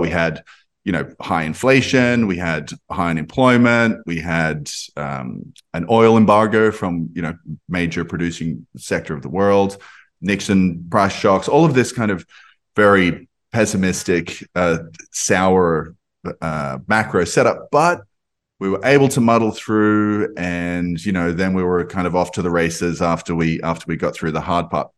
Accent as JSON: {"language": "English", "country": "Australia", "accent": "Australian", "said": "I'm, I'm Australian, you can probably hear from my, from my accent"}